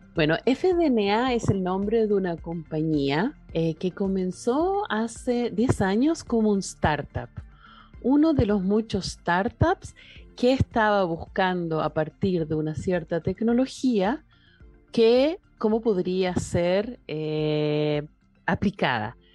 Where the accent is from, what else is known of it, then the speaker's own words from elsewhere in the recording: Chile; Chile, que es de donde yo vengo